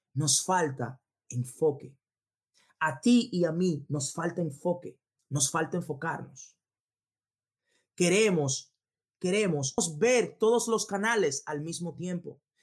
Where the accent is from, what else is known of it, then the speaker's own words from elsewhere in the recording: Dominican Republic; República Dominicana, donde yo de donde yo vengo, de donde yo vengo